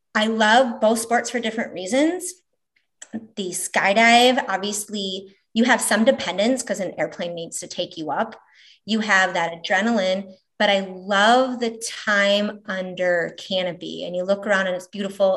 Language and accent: English; Minneapolis, Minnesota, United States; moved away as an adult; also born or lived in Omaha, Nebraska; now in Valley, Nebraska, United States; originally Minneapolis, Minnesota, now Omaha, Nebraska, Valley, Nebraska for the last 25 something years